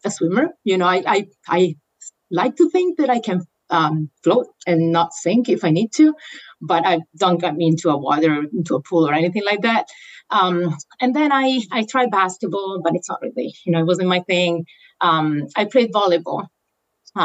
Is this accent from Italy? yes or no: yes; Italy; moved away as an adult; now in United States; I was born in Italy and I grew up there. I lived there until 2001.